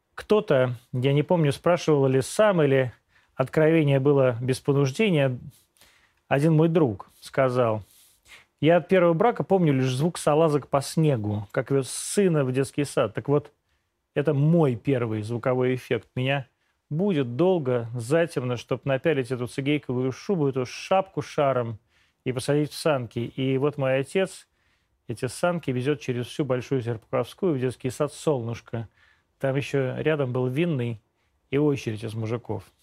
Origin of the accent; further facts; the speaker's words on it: Podolsk, Moscow Oblast, Russia; now in Moscow, Russia; Я, человек из Подольска, маленький, ненужный, случайный, но при рождении довольно увесистый господин 75-го года рождения